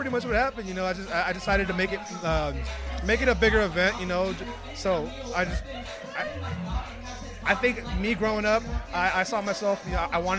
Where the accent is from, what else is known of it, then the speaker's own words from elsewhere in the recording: San Diego, California, United States; I grew up in City Heights.